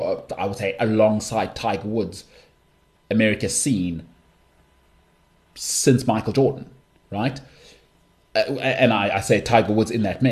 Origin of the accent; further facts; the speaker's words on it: South Africa; I'm from South Africa.